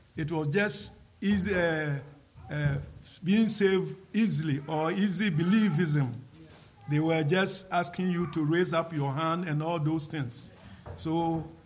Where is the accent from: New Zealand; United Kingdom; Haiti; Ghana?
Ghana; come to Ghana and preach this same gospel to my people